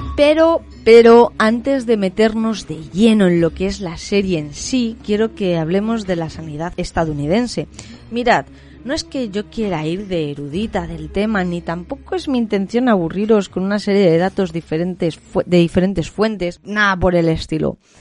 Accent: Spain; en mi país, es que a día de hoy yo creo que eso en España es impensable

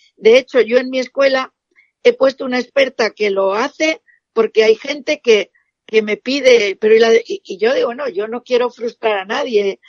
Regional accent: Spain; soy una esteticista española

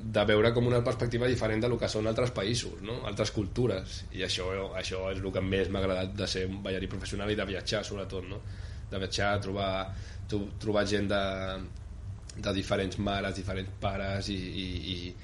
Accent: Gelida, Catalonia, Spain; moved away as an adult; also born or lived in Barcelona / Prague / Ostrava; venim de Gelida, diguéssim, no? que és un poble també molt poble

